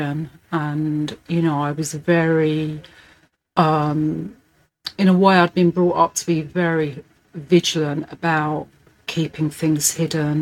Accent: London, United Kingdom; I'm a Hackney girl, so born and bred in the East End and lived here all my life

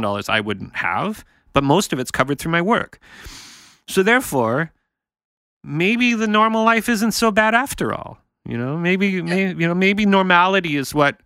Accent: Canada; I'm from Canada

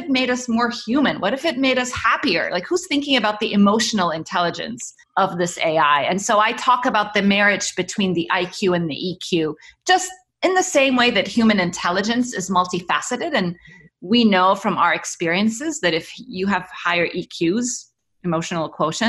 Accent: Cairo, Cairo Governorate, Egypt; also born or lived in Middle East; So I was born in Cairo. My parents are, I mean, we're Egyptian, and my parents worked in the Middle East. So I grew up around the Middle East.

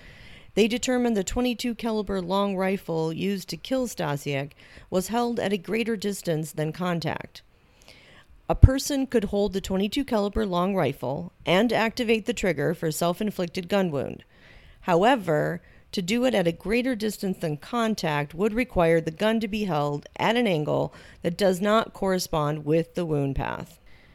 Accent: Michigan, United States; the great state of Michigan, my home state.

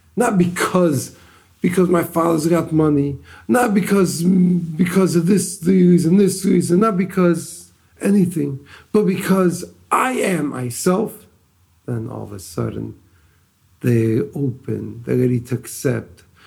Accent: Detroit, Michigan, United States; moved away as an adult; now in Israel; I'm originally from Detroit. Grew up in the Lubavitch home.

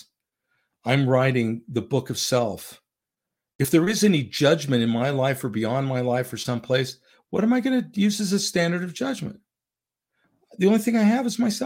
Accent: Orem, Utah, United States; moved away as an adult; also born or lived in Salt Lake City, Utah / Tempe, Arizona / Sandy, Utah / Idaho; I grew up mostly in Orem, Utah, with a three-year hiatus in Tempe, Arizona

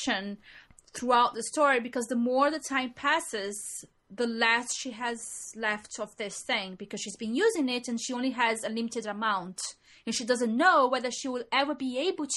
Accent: Brazil; moved away as an adult; now in England; we are from Brazil, and we come to England

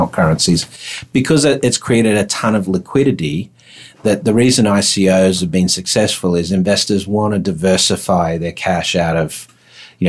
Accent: Australia; accent: Aussie; it's my Aussie accent.

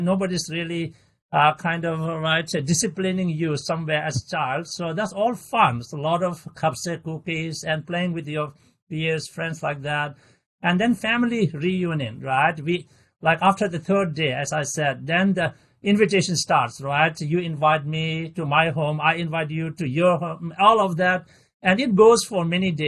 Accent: Bylakuppe, Karnataka, India; as a child growing up in Balakubi, the biggest Tibetan settlement

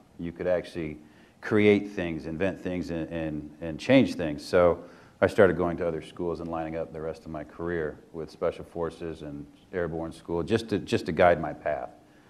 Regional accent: Indiana, United States; moved away as an adult; now in Missouri, United States; I'm a Hoosier, so a real one, though. I grew up in Indiana, so I'm a real one.

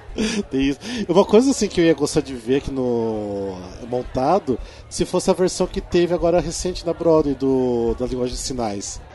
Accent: Cascavel, Paraná, Brazil; lá da minha cidade, lá de Cascavel, né, no interior do Paraná

